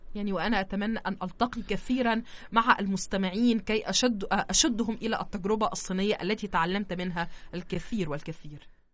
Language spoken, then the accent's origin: Arabic; Egypt; عندنا في مصر